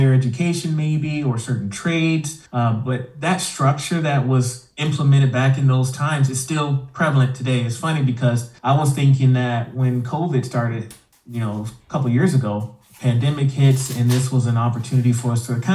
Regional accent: Houston, Texas, United States; first language English; moved away as an adult; now in Idaho, United States; I am originally from Houston, Texas, and I don't know, somehow I ended up in Idaho.

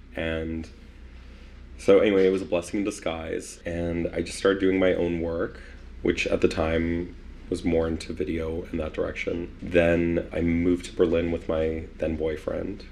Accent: Winnipeg, Manitoba, Canada; also born or lived in Poland; I was born in Poland in 1985 and then came to Winnipeg in 1987

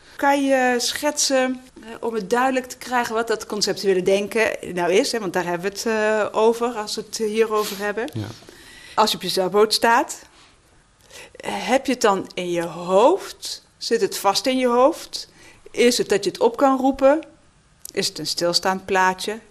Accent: North Brabant, Netherlands; moved away; ben een Brabander

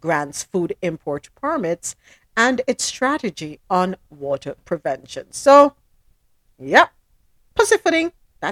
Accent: Jamaica; I'm Jamaican.

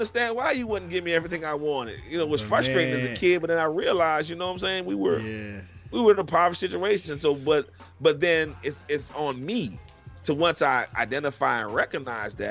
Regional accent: New Orleans, Louisiana, United States; I was born and raised in New Orleans, Louisiana

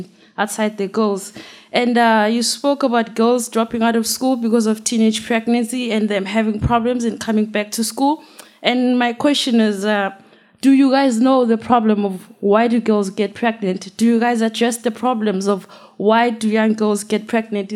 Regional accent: South Africa; I'm from South Africa

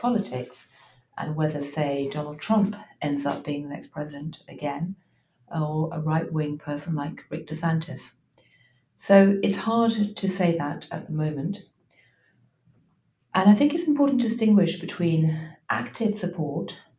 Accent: London, United Kingdom; now in New York, United States; I live in New York, I'm often in Washington and San Francisco, but I was born originally in London.

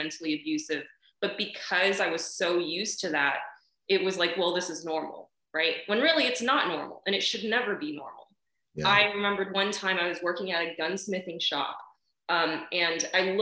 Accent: California, United States; Born and raised in California, you know, never stepped foot in China, never will. My family's from Taiwan anyway

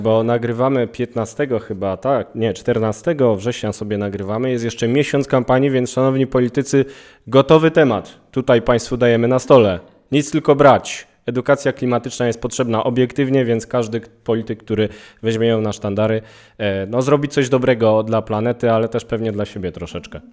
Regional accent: Kraków, Lesser Poland, Poland; też jestem z Krakowa

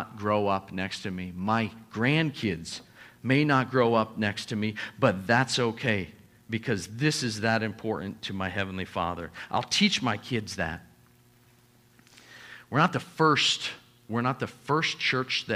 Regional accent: United States; also born or lived in Papua New Guinea; us as the American church

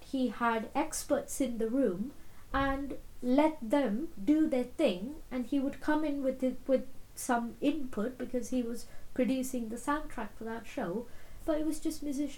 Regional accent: India; moved away; I'm from India

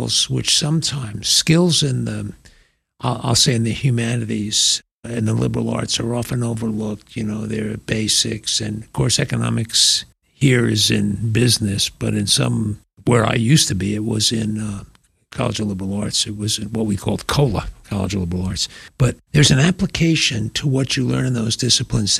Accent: North Shore of Long Island, New York, United States; moved away as an adult; also born or lived in College Station, Texas; I came from the North Shore of Long Island, 40 miles out from Manhattan.

